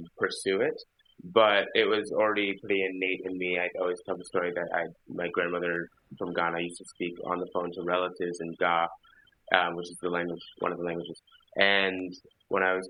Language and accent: English; Philadelphia, Pennsylvania, United States; when I was growing up in Philadelphia